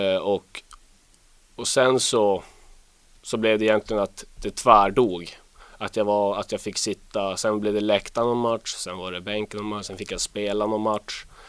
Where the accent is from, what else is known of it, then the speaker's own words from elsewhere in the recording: Luleå, Norrbotten County, Sweden; also born or lived in Boden; Jag eh, är uppvuxen i Luleå